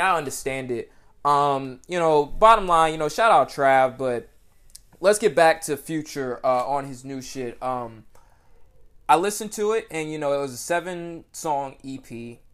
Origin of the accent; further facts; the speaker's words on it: Atlanta, Georgia, United States; I'm Atlanta, Georgia